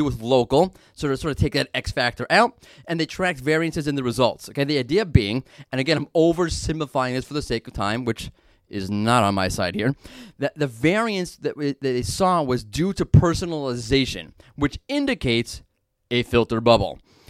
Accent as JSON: {"language": "English", "town": "New York City", "region": "New York", "country": "United States", "said": "being that I'm from Brooklyn"}